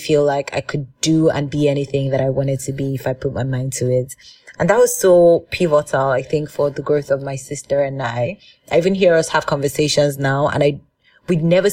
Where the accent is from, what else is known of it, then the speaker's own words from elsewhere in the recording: Nigeria; growing up as a Nigerian girl in my father's house